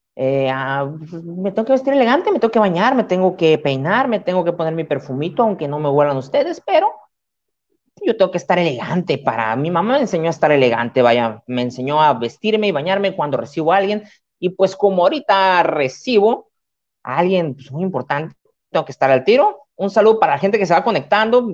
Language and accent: Spanish; Mexico; cómo somos los mexicanos de doble moral